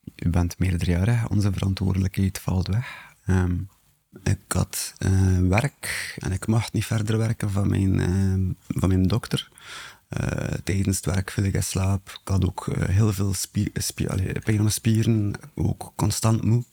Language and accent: Dutch; Bruges, Flanders, Belgium; ik ben afkomstig van Brugge en ik ben 40 jaar oud.